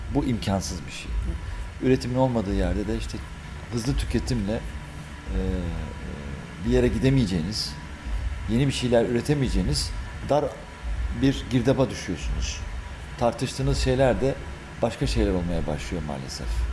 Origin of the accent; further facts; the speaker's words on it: İzmir, Turkey; moved away as an adult; now in Belgium; Belçika'ya 23 23 yaşlarında gittim Belçika'ya. Ee, e, İzmir'den